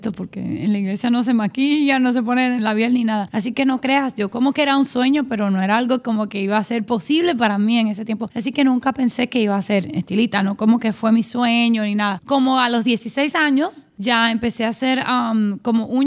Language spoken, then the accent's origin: Spanish; San Juan, Puerto Rico; moved away as an adult; now in Miami, United States; crecí en Puerto Rico, San